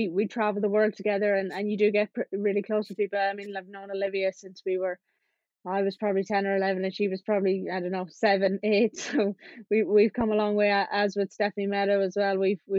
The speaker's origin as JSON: {"language": "English", "country": "Ireland", "said": "we're lucky being from Ireland, being from such a small country."}